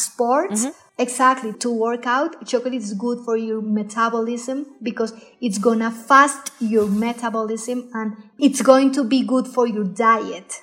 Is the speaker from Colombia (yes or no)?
yes; Cartagena, Bolívar, Colombia; first language Spanish; English is a second language; moved away; also born or lived in Ghent, Belgium; I am from Colombia. I am from a town called Cartagena near to the Caribbean.